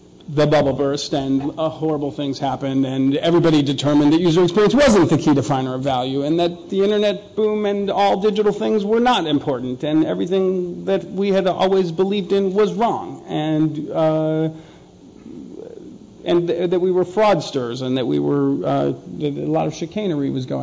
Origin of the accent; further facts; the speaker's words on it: Minneapolis, Minnesota, United States; also born or lived in New York; now in Texas, United States; I'm from Minneapolis, so pop is what we use, but in New York they call it soda, in Texas they call it soda, that's where I'm from now